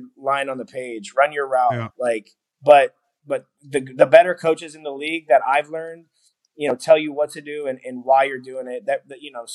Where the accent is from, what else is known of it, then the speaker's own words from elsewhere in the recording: Houston, Texas, United States; I'm from Houston